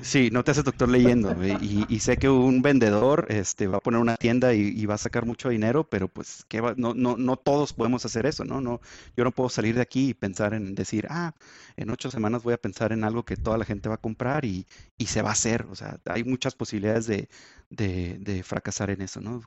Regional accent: Chihuahua, Mexico; en Chihuahua, de donde soy

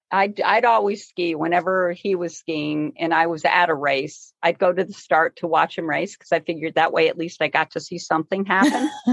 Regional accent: Scotia, New York, United States; now in Lake Placid, United States; I grew up in Scotia, New York.

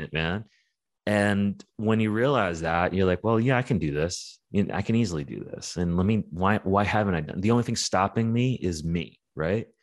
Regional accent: New York, United States; growing up in New York was really, really rough

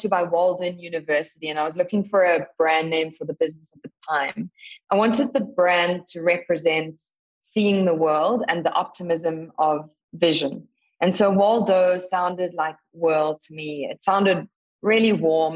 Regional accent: South Africa; So I grew up in South Africa, as you said in the intro, born to a uh, family of wildlife photographers

